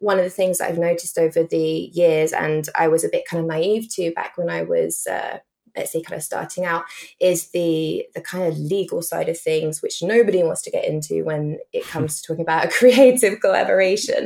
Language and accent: English; England, United Kingdom; as we say in England